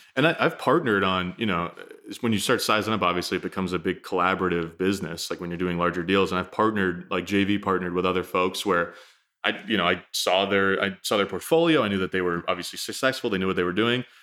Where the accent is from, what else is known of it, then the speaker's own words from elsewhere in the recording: New Hampshire, United States; I grew up in New Hampshire, so, you know, north being, it's funny to think about that, forty-five minutes north of Boston